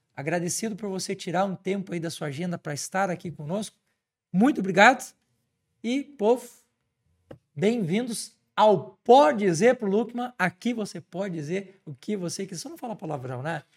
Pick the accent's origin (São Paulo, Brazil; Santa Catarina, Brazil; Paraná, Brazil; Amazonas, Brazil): Santa Catarina, Brazil; lá na minha terra, em Santa Catarina